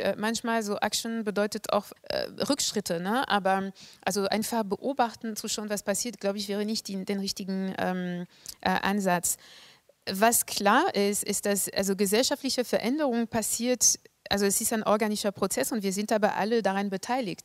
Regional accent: France; moved away as an adult; now in Germany; Hier in Deutschland hat sich mehr getan als in Frankreich zum Beispiel, wo ich herkomme

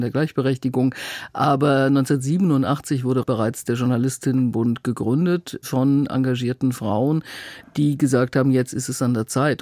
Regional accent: North Rhine-Westphalia, Germany; moved away as an adult; also born or lived in Bamberg / Berlin; ich komme eigentlich aus Westfalen

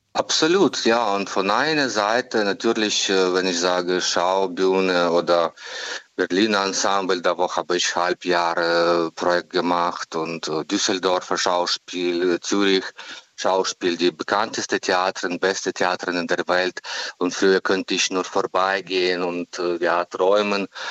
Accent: Ukraine; German is a second language; moved away as an adult; also born or lived in Kyiv; aus meiner Heimat

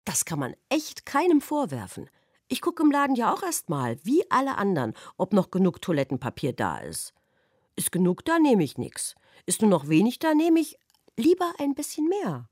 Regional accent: Thuringia, Germany; Ich komme aus Thüringen.

